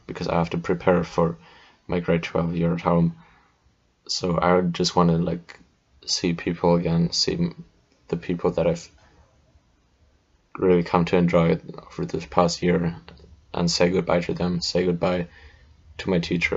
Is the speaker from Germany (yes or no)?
yes; Germany; moved away; my home country of Germany, where our schools were still in the Middle Ages